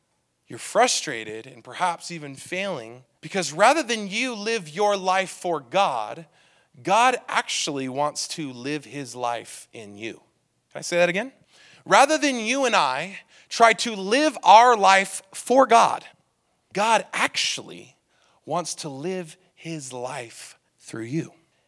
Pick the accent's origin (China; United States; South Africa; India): United States; California; I came from California. All right, and in California, people drive a little crazy.